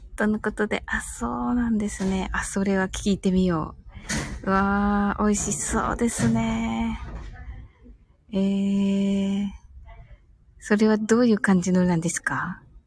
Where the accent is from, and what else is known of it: Kyushu, Japan